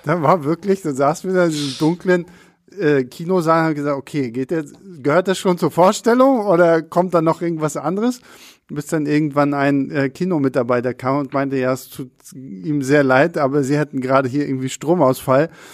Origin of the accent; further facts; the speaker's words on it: Rostock, Mecklenburg-Vorpommern, Germany; bei uns in Rostock